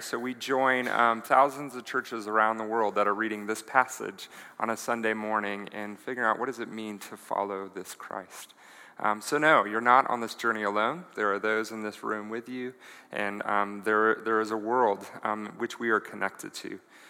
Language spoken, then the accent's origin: English; Colorado, United States; also born or lived in Greeley / Denver / Boulder; And I am a native of Colorado, and usually don't share that. I grew up in Colorado Springs, Greeley, Denver, Boulder